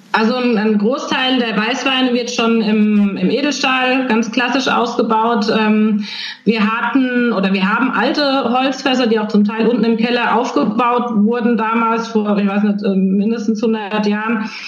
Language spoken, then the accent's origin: German; Nierstein, Rhineland-Palatinate, Germany; Deswegen komme ich aus Nierstein, aber auch aus Schwabsburg